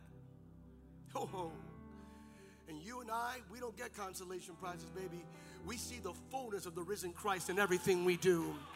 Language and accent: English; Lehigh Valley, Bethlehem, Allentown, Easton area, Pennsylvania, United States; I grew up in the Lehigh Valley, Bethlehem, Allentown, Easton area